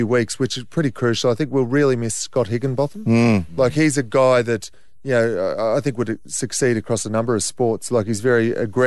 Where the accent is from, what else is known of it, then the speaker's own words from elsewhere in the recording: Queensland, Australia; I grew up in Queensland